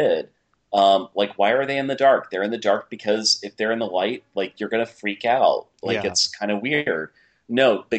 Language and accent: English; New York, United States; I'm New Yorker. I'm not LA.